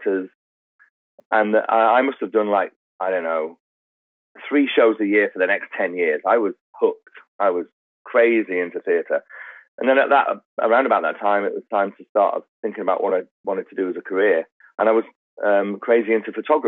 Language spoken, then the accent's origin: English; Manchester, North West England, United Kingdom; I was born in Manchester, which is in the north